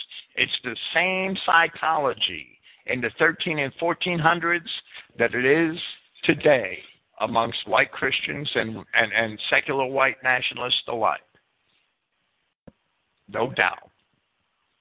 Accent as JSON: {"language": "English", "country": "United States", "said": "I'm an American"}